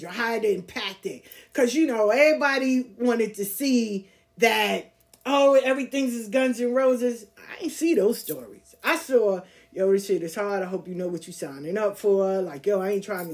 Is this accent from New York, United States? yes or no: yes; New York City, New York, United States; also born or lived in the South (US); I'm from the South, but I grew up in Queens